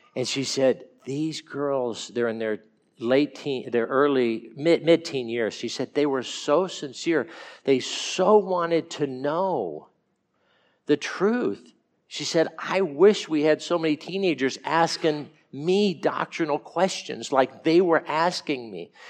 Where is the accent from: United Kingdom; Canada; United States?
United States; California; I'm from California and, and grew up